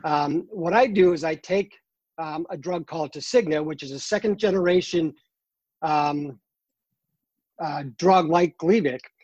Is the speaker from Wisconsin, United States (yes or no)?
no; Boston, Massachusetts, United States; now in North Carolina, United States; I'm originally from uh, Boston, Massachusetts.